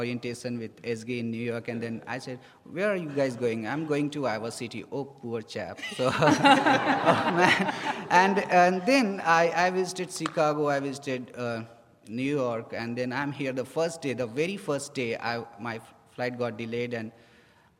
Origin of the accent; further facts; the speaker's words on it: India; moved away as an adult; now in United States; I'm from India